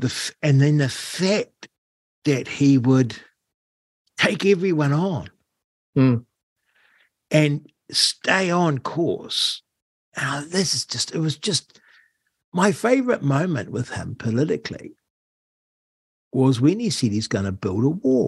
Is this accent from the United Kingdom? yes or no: yes; United Kingdom; we're British